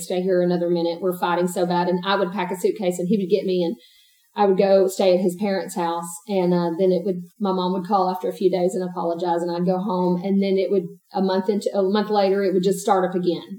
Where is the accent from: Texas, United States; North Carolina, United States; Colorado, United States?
Texas, United States; East; I'm also born and raised in East Texas.